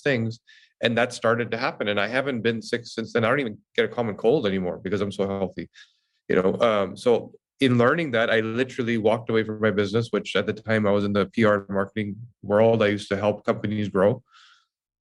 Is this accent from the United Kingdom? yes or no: no; Vancouver, British Columbia, Canada; moved away as an adult; now in Toronto, Canada; I moved from Vancouver to Toronto and didn't know anybody